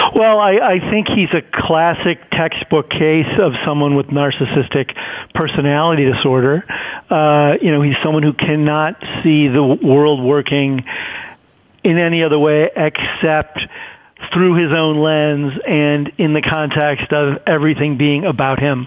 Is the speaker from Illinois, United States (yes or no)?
yes; Chicago, Illinois, United States; I grew up in Chicago.